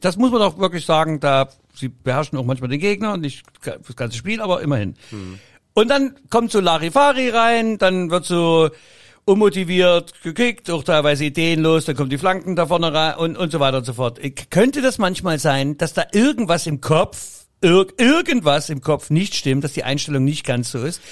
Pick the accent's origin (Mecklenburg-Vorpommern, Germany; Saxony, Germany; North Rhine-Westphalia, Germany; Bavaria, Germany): Saxony, Germany; Wir sind das kleine zänkische Bergvolk, Sachsen